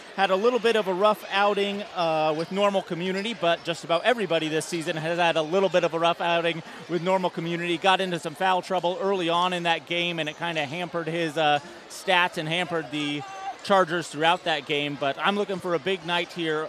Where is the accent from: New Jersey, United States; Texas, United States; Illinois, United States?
Illinois, United States; Champaign; but we're both from Champaign, so it really feels like anyone's game.